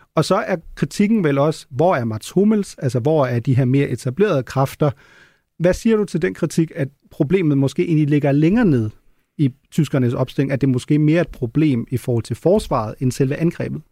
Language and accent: Danish; Germany; moved away; som tysker